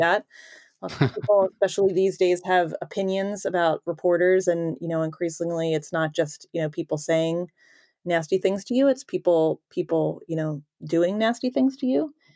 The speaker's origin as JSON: {"language": "English", "town": "Philadelphia", "region": "Pennsylvania", "country": "United States", "tie": "born or raised there", "said": "I grew up in the Northeast"}